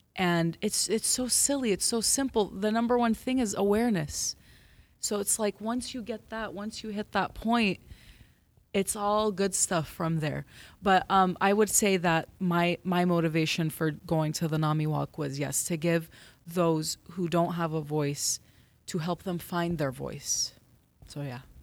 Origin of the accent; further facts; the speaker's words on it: Los Angeles, California, United States; I am Assyrian American Christian, born and raised here in L